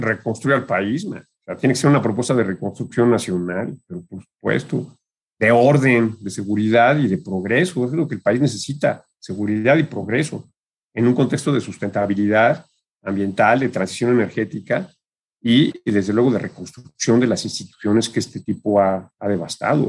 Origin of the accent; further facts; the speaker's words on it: Mexico; como mexicano y como ambientalista